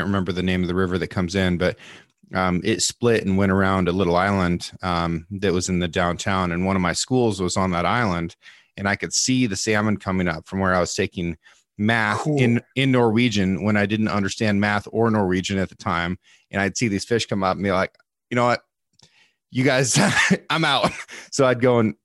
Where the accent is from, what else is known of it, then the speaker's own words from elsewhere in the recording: Oregon, United States; my home state of Oregon